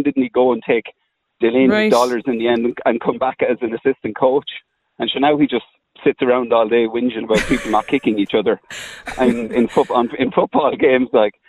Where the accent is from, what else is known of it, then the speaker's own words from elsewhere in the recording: Carlow, Leinster, Ireland; I'm from Carlow.